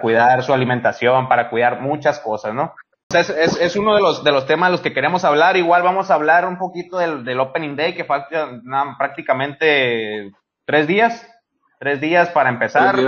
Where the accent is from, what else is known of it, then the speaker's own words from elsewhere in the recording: Mexico; como mexicano